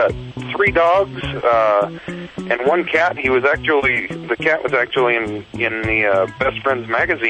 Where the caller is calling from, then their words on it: Page, Arizona, United States; I'm calling from Page, Arizona.